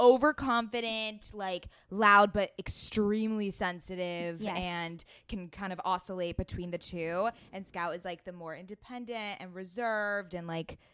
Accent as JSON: {"language": "English", "town": "San Diego", "region": "California", "country": "United States", "tie": "born or raised there", "said": "growing up in San Diego"}